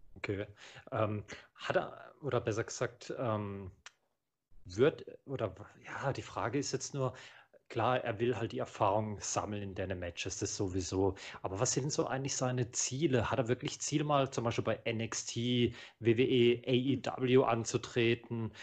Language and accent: German; Germany; ich bin ja hier in Deutschland geboren